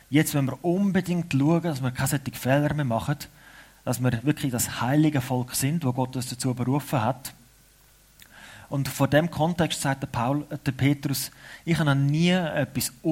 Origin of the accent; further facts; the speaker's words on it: Switzerland; Aber es ist wichtig für uns Schweizer, damit wir eine Identität haben, damit wir wissen, warum wir als Schweizer zusammen sind.